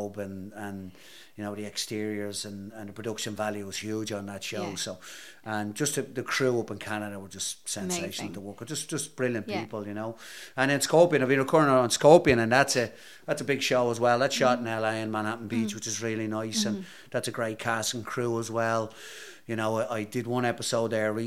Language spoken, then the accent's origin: English; Ireland; accent: Irish; moved away; me and other Irish actors